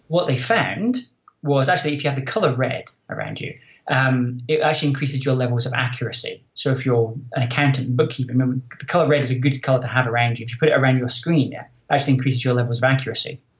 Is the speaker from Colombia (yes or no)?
no; Scotland, United Kingdom; moved away as an adult; also born or lived in Silicon Valley; I'm originally from Scotland